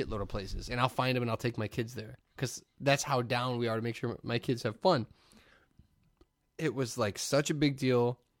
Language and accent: English; Hammond, Indiana, United States; You know what's crazy is being a kid from the region. I grew up in Hammond.